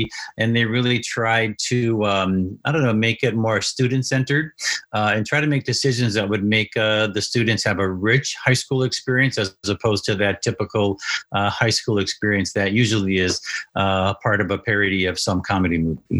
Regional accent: Green Bay, Wisconsin, United States; I grew up in Green Bay, Wisconsin, and then went to college in Madison, Wisconsin.

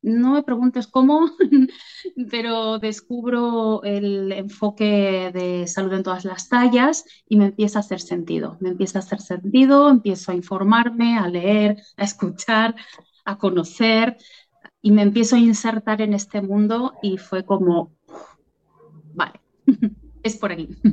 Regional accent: Argentina; moved away as an adult; now in Catalonia, Spain; soy argentina, descendiente de, italianos

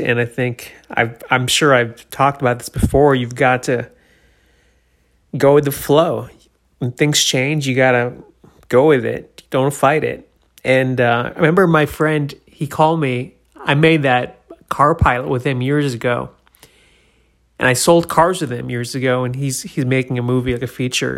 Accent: New Hampshire, United States; born or raised there; moved away; also born or lived in Florida

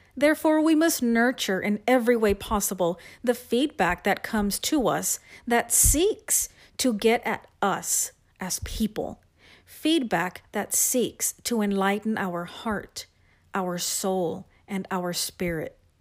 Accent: San Antonio, Texas, United States; I am from San Antonio, Texas, and I am a writing instructional specialist for one

